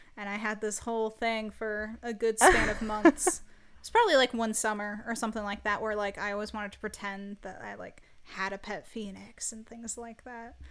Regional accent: Michigan, United States; I'm from the United States. I'm from Michigan

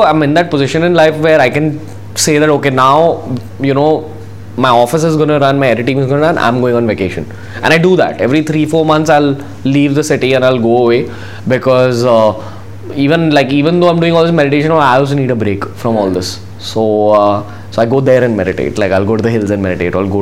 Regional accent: India; being an Indian

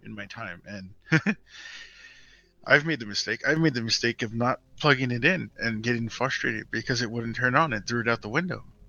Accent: Hawaii, United States; moved away; I'm originally from Hawaii.

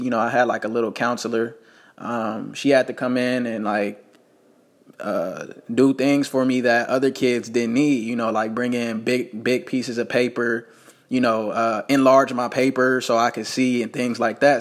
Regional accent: Las Vegas, Nevada, United States; I was born in Las Vegas, Nevada

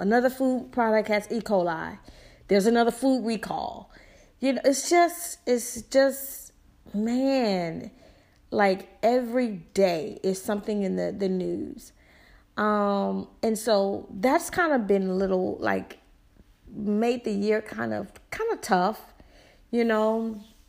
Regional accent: the South, United States; I'm from the South, and I talk how I talk

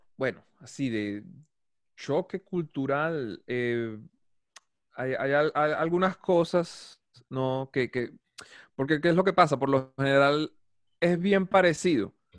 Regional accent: Guatire, Miranda, Venezuela; moved away as an adult; now in Colombo, Brazil; yo vengo de Caracas, Guatire

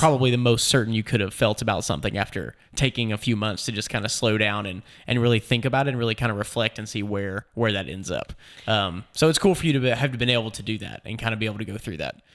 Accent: Nashville, Tennessee, United States; I'm from Nashville

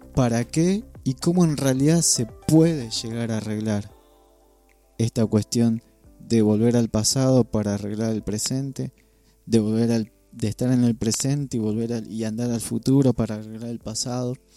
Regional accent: Argentina; Soy parte de esta tierra que el Señor me, me dio la bendición de nacer en este lugar

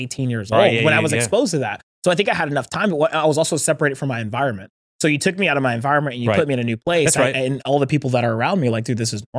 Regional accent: Georgia, United States; accent: Southern; I will say that like growing up in Georgia was like very different than when I got to San Diego.

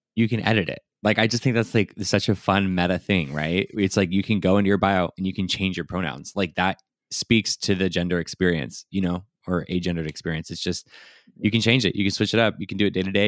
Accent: San Diego, California, United States; I also was born and raised in San Diego

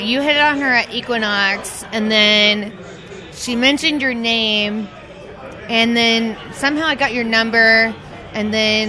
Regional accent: Dallas, Texas, United States; now in Los Angeles, United States; I'm from Dallas.

